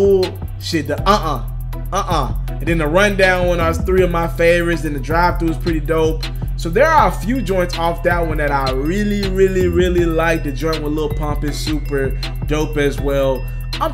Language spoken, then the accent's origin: English; Memphis, Tennessee, United States; my hometown of Memphis, Tennessee